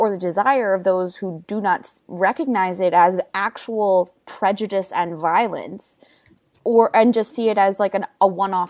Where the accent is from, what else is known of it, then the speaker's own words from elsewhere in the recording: New York, United States; not Jewish. And to my knowledge, I don't have Jewish ancestors, although I don't know, I speak more Yiddish than I do anything else because I grew up in New York.